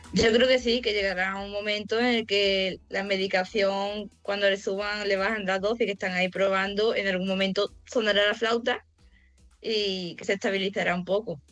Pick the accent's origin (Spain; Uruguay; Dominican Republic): Spain; Olvera, Andalusia; moved away as an adult; now in Estepona, Spain; soy de Estepona, bueno, vivo en Estepona, soy de Olvera, de un pueblecillo de Cádiz.